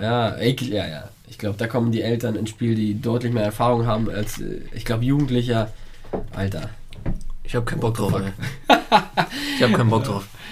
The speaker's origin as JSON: {"language": "German", "country": "Italy", "said": "bei uns in Italien"}